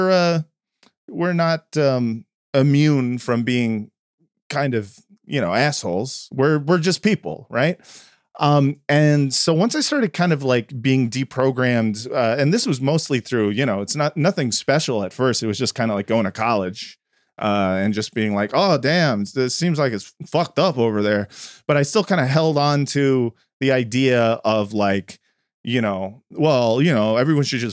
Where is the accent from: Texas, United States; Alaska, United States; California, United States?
California, United States; Los Angeles; I grew up in West Los Angeles